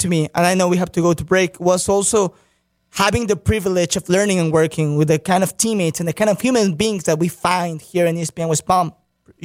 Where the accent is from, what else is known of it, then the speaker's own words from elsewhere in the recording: Mexico; moved away; I'm from Mexico